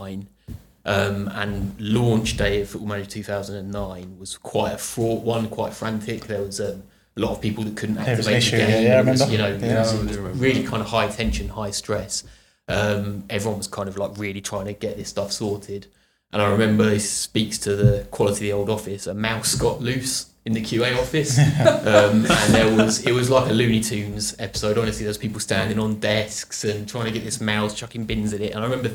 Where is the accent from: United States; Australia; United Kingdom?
United Kingdom; Pluckley, South East England; I grew up in Pluckley, Kent